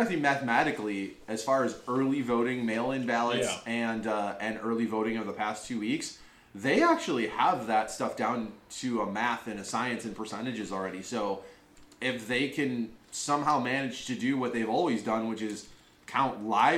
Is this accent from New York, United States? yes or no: no; Chicago, Illinois, United States; we are from Chicago, Illinois